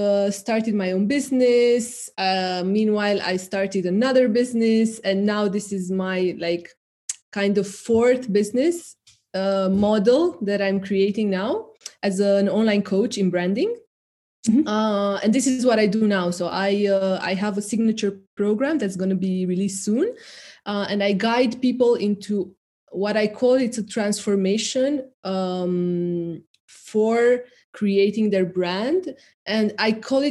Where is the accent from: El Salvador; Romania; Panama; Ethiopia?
Romania; moved away; I grew up in the immediately post-communist era of Romania